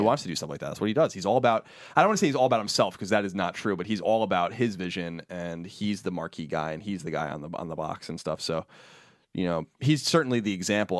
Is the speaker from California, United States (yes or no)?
no; New York, United States; we're from New York